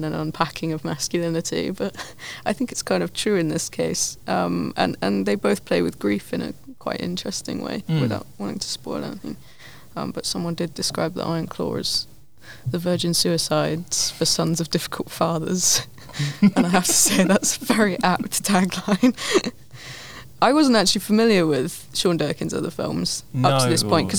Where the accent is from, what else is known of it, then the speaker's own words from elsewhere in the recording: United Kingdom; we're British